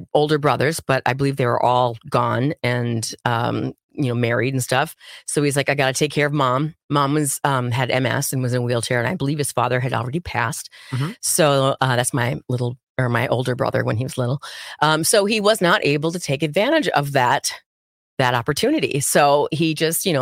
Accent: Minnesota, United States; I worked at the teeny tiny little radio station in my hometown, which was like a block and a half from where we lived

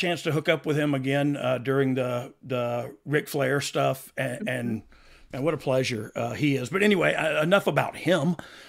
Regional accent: Nova Scotia, Canada; I'm from Nova Scotia, so I say things differently.

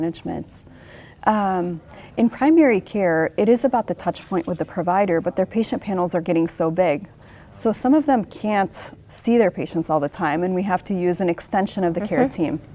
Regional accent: Lebanon; moved away; 10-year-old me was growing up in the Lebanese Civil War

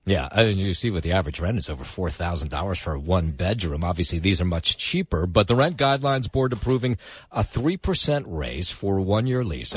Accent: Jersey City, New Jersey, United States; my hometown of Jersey City

